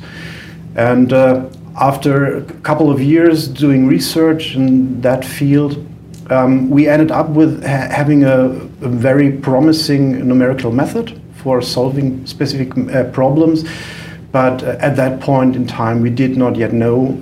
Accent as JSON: {"language": "English", "country": "Germany", "accent": "German", "second_language": "English", "said": "we started our company at the University of Freiburg, which is in Germany"}